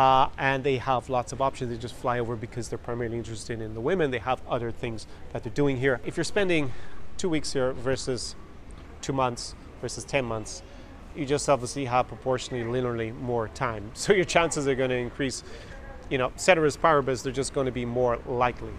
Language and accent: English; Ireland; moved away as an adult; now in Ukraine; my hometown in Ireland